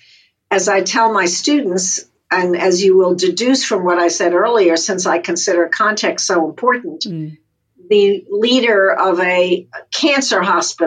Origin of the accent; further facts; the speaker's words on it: United States; I'm an American